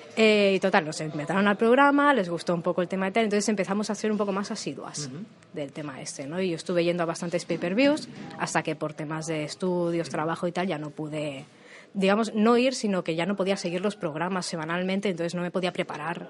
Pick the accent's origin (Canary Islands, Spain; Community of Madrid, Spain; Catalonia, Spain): Catalonia, Spain; Barcelona; also born or lived in Tarragona; yo soy originariamente de Barcelona, y con 20 años me fui a Tarragona.